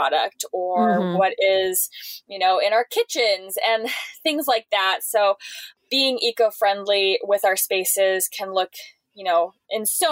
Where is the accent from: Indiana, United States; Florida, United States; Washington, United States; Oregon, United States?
Washington, United States; Seattle; I'm from Seattle.